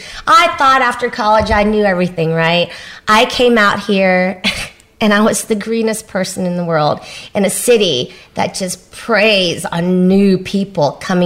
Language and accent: English; Vietnam; born there; I'm Asian, first of all, second generation Asian, but I was born in Vietnam, which makes me even more conservative than the Asians born here nowadays.